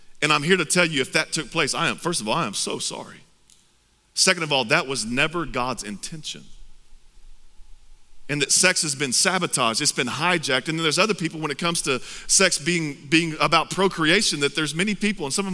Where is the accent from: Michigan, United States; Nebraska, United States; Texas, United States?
Texas, United States; I'm from Texas. I'm proud to be from Texas.